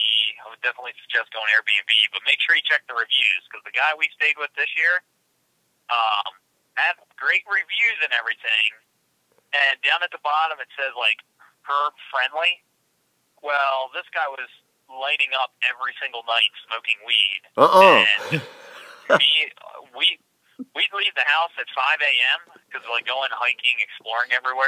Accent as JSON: {"language": "English", "region": "Pennsylvania", "country": "United States", "said": "I'm from Pennsylvania."}